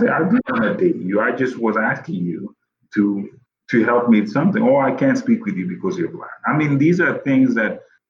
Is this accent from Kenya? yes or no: yes; Kenya; English is a second language; now in United States; because I'm Kenyan, you know. But little did they know that the cross country, I hated it because I did that enough in my home.